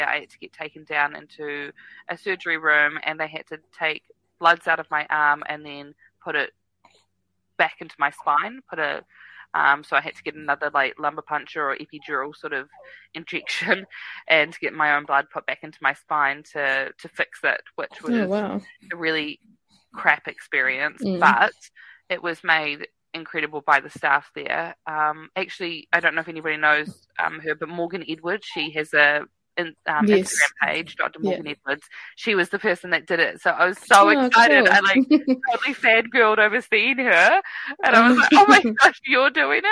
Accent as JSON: {"language": "English", "region": "Wellington", "country": "New Zealand", "moved": "yes", "lives_now": "Auckland, New Zealand", "said": "I'm from Wellington."}